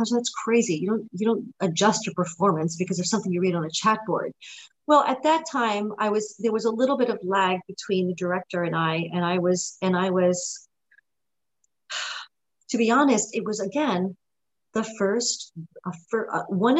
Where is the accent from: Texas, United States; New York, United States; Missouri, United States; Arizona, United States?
New York, United States; also born or lived in Lugano, Switzerland; I was born in Lugano, Switzerland, but I grew up in New York.